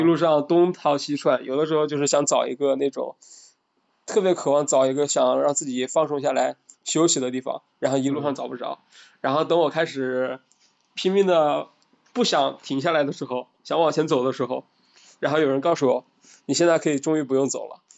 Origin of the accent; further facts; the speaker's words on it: Hubei, China; 我是湖北人，但是大学是在武汉上的，不是武汉本地人